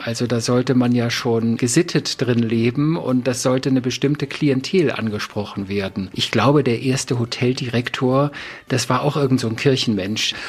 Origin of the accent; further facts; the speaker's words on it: Northern Germany, Germany; ich komme ja aus dem Norden